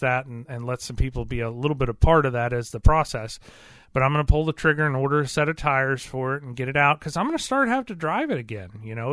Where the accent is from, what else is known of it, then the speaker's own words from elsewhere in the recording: Missouri, United States; I'm from Missouri. This is the Show Me State